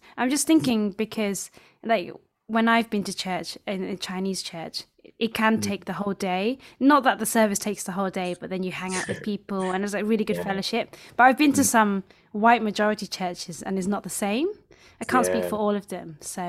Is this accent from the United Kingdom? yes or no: yes; United Kingdom; I'm British. Yeah. I'm a British home student as well.